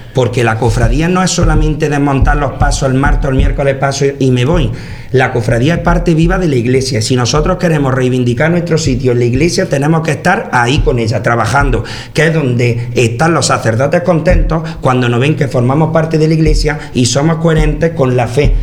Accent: Torre del Campo, Andalusia, Spain; el vicario parroquial de mi pueblo, de, de Torre del Campo

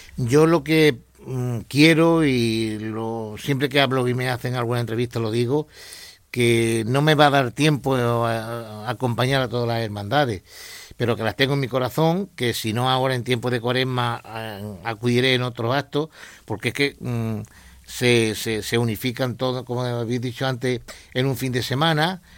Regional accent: Torredonjimeno, Andalusia, Spain; now in Jaén, Spain; donde naciste

